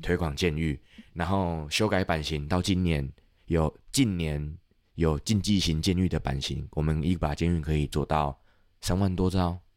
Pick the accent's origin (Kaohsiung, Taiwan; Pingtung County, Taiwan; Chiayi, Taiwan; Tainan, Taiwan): Tainan, Taiwan; 我是台南人